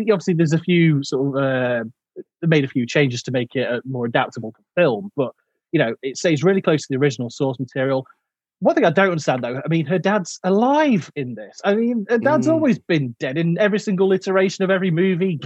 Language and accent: English; Derbyshire, East Midlands, United Kingdom; I'm from Derbyshire.